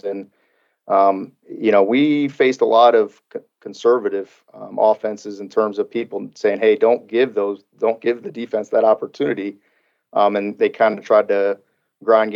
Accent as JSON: {"language": "English", "region": "Illinois", "country": "United States", "moved": "yes", "lives_now": "Kentucky, United States", "said": "I'm a Midwest guy. I come from Illinois"}